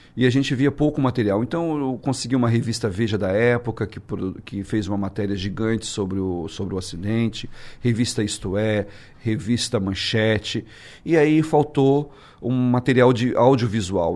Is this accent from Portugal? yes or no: no; Brazil; now in New York, United States; pude entrar como brasileiro